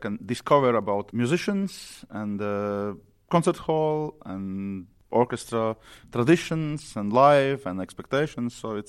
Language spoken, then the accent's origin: English; Riga, Latvia; I'm a conductor from Latvia, from Riga, and I'm 40 years old